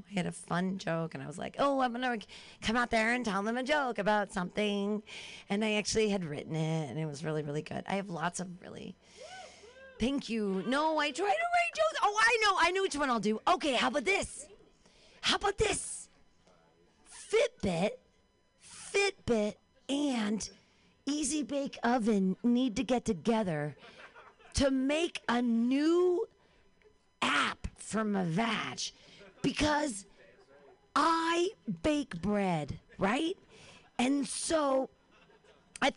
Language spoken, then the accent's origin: English; Danville, United States; I grew up in Danville.